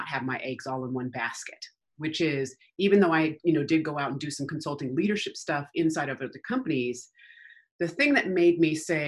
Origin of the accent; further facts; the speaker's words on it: Denver, Colorado, United States; moved away as an adult; also born or lived in Aurora, Colorado / Littleton, Colorado; now in California, United States; I am from Denver, Colorado. And so we lived in Aurora. We lived in Littleton when I was a kid.